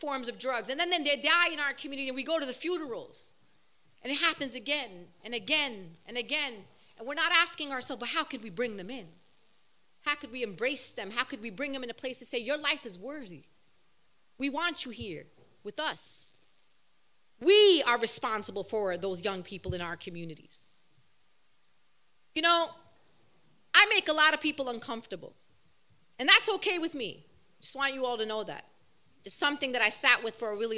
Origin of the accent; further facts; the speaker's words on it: New York City, New York, United States; I'm born and raised, bred Brooklyn. It's in my blood